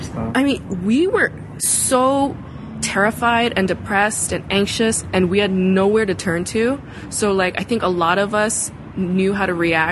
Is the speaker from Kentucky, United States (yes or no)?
no; New York City, New York, United States; also born or lived in Busan, South Korea; my parents moved our family to Brooklyn, New York when I was about to enter kindergarten